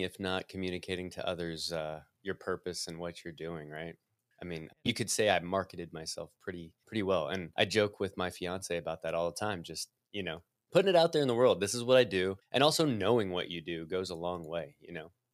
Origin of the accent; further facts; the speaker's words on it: Midwest, United States; I'm a Midwesterner